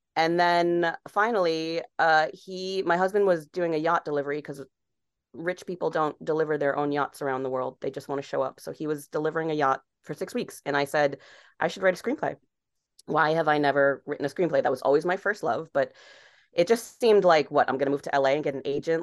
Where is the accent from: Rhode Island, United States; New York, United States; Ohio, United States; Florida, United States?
Rhode Island, United States; Barrington; moved away as an adult; also born or lived in Los Angeles; I grew up on Rhode Island